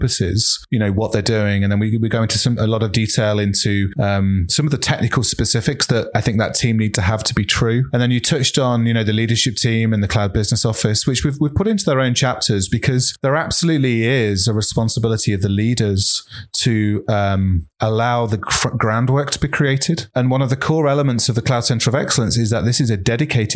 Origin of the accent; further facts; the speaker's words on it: United Kingdom; I'm British